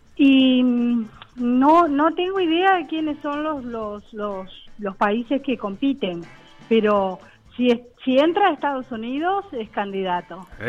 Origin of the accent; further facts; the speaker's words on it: Montevideo, Uruguay; Yo soy uruguaya y vivo en el barrio Buceo